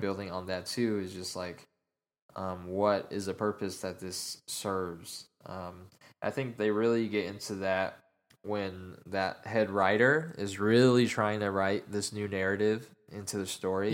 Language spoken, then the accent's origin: English; Utah, United States; now in Dallas, United States; I am originally from Utah, and my dad's side of the family is still all out there